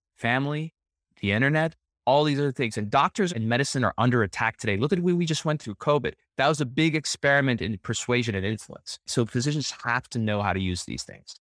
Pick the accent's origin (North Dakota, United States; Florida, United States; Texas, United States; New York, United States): Texas, United States; El Paso; I'm born and raised in El Paso, Texas. I'm a first generation American